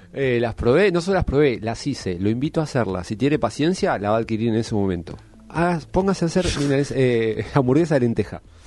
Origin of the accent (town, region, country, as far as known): Argentina